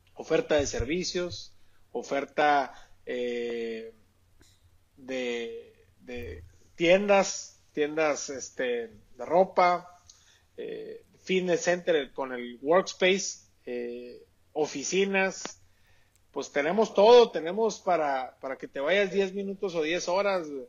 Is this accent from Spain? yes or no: no; Sonora, Mexico; como buen sonorense